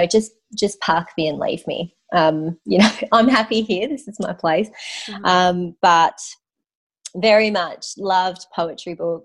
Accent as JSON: {"language": "English", "town": "Mount Gambier", "region": "South Australia", "country": "Australia", "tie": "born or raised there", "also_born_or_lived": "Penola, South Australia", "said": "I grew up in South Australia"}